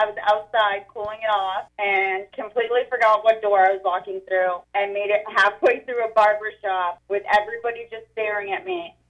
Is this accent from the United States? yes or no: yes; Wells, Maine, United States; I'm from Wells.